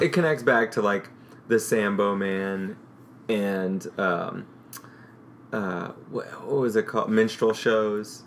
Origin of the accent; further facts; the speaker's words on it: St. Louis, Missouri, United States; I grew up in St. Louis